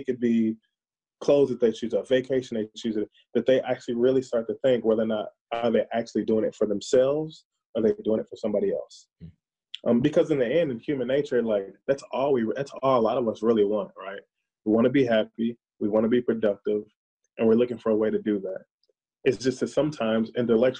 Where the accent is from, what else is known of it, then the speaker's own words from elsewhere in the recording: the South, United States; now in Minnesota, United States; I'm from the South